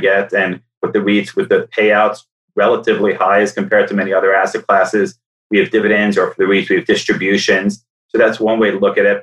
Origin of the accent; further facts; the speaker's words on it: Toronto, Ontario, Canada; moved away as an adult; also born or lived in New York; I grew up in Toronto, wanted to come back to Toronto at some point